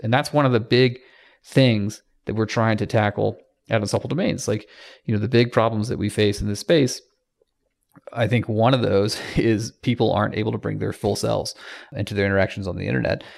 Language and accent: English; Atlanta, Georgia, United States; I am from Atlanta